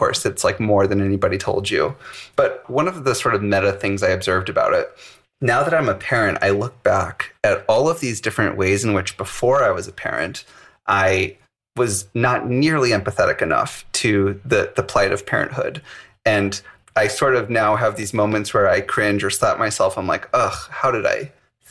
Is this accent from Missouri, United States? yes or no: yes; St. Louis, Missouri, United States; I was born and raised in the Midwest. I grew up in a suburb of St. Louis, went to a public school